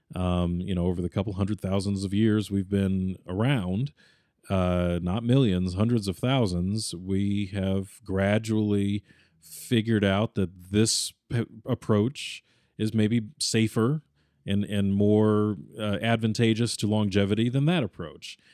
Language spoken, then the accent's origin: English; United States; as an American, and this is where my American sensibilities come